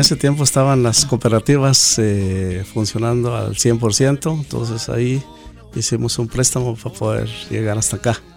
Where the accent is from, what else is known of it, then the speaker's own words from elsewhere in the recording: Cuilco, Huehuetenango, Guatemala; moved away as an adult; now in United States; somos originarios de Cuilco, Huehuetenango